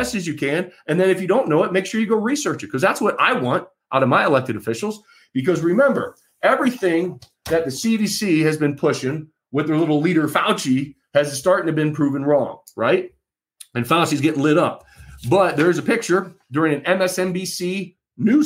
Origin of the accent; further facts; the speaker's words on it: Michigan, United States; as a voter, as an American, as a Michigander